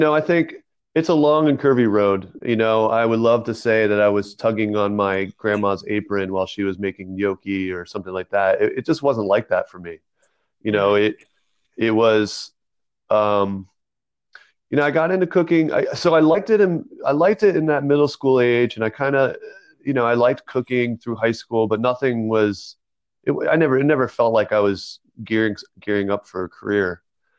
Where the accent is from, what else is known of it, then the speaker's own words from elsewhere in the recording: New Jersey, United States; Originally from New Jersey. I did have a decent amount of moving around during my childhood, especially like middle school age.